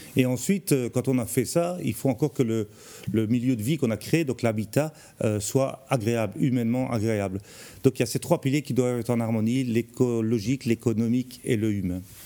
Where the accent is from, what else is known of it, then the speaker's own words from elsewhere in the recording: Charleroi, Wallonia, Belgium; moved away as an adult; now in Tournai, Belgium; moi je viens de Charleroi, c'est le pays noir pour arriver au pays blanc.